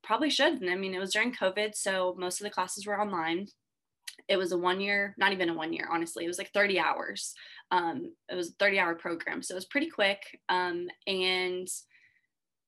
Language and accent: English; Bastrop, Texas, United States; also born or lived in Corpus Christi, Texas / San Marcos, Texas; I'm originally from Bastrop, Texas